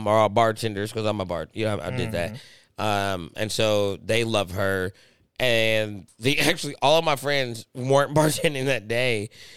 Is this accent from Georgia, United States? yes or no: yes; Atlanta, Georgia, United States; I'm from Atlanta